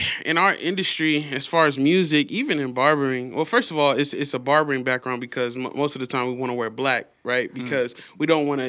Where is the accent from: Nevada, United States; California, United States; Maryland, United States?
Nevada, United States; Las Vegas; I'm from Vegas, man. Born and raised. Sunrise Hospital.